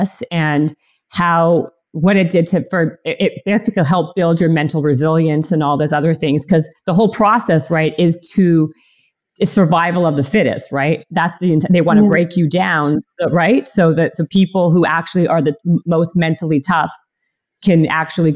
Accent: Canada; I'm Canadian

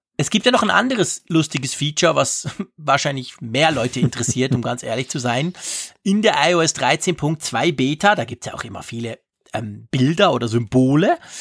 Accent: Switzerland; bei uns in der Schweiz

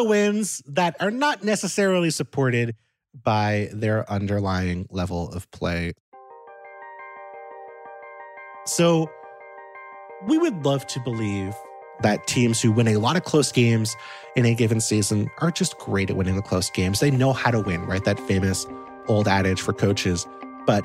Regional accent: New York, United States; I grew up in New York as a New York Giants fan.

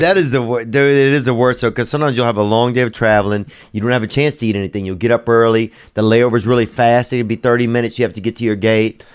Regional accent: the South, United States; I'm from the South

